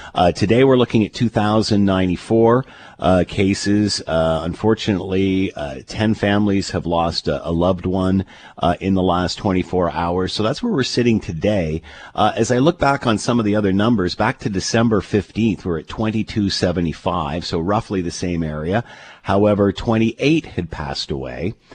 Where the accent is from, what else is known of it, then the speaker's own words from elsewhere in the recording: Canada; As a Canadian